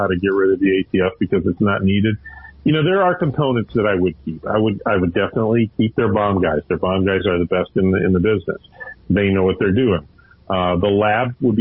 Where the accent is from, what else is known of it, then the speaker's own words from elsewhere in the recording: Minnesota, United States; my home state of Minnesota